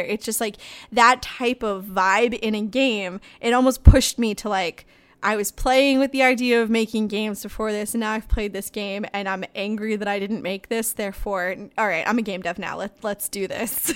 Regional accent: Ireland; I'm fucking Irish

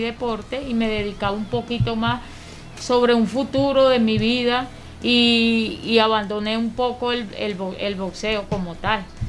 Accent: Venezuela; lo que hemos pasado como venezolanos

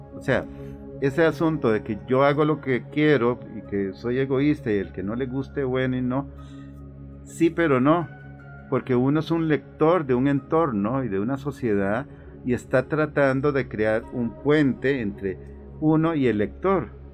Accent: Cartago, Costa Rica; un artista plástico oriundo de la provincia de Cartago. Nací en el año de 1962

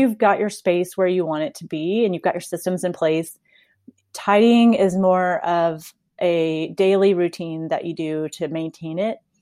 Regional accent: Texas, United States; also born or lived in South Carolina; I grew up here in Texas

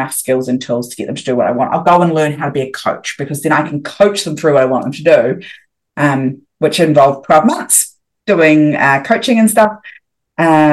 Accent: New Zealand; moved away as an adult; also born or lived in Thailand; I'm a New Zealander and we all do our OEs

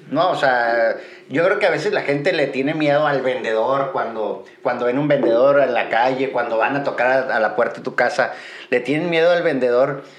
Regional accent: Guadalajara, Jalisco, Mexico; soy de Guadalajara

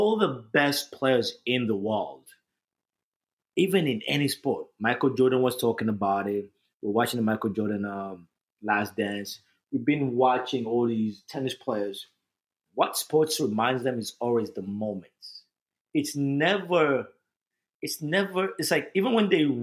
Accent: Kampala, Central Region, Uganda; also born or lived in New Jersey; now in West New York, United States; I'm from Kampala, Uganda

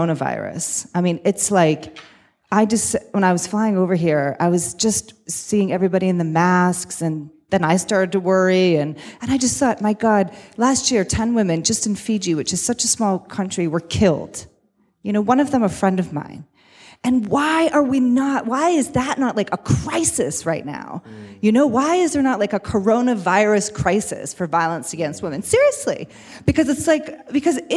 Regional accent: United States; I come from the United States

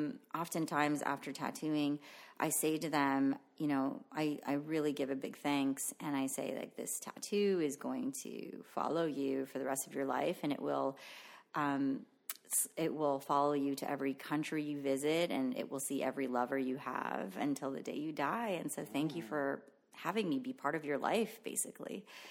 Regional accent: Philippines; first language Tagalog; English is a second language; I stopped speaking my mother tongue and adopted English. And to this day, I don't speak Tagalog anymore, but my parents speak to me in Tagalog and I understand it fluently, but I just don't speak it.

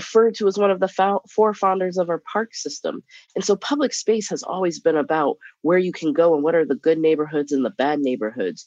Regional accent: Nebraska, United States; moved away as an adult; I'm from Nebraska, Midwestern

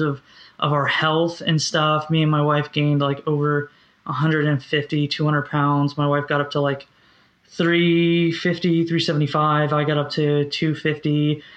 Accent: Orlando, Florida, United States; also born or lived in Kansas City; I grew up in Orlando, Florida, um, mm-hmm. where I am now.

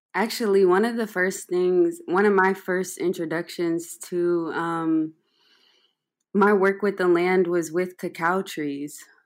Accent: Atlanta, Georgia, United States; some friends I grew up with in Atlanta

